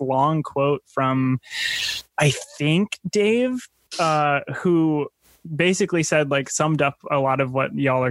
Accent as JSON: {"language": "English", "region": "Minnesota", "country": "United States", "said": "I'm from Minnesota"}